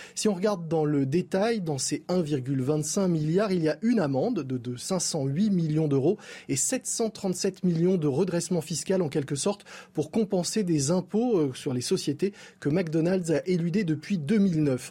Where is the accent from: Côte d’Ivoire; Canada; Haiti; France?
France; chez nous, en France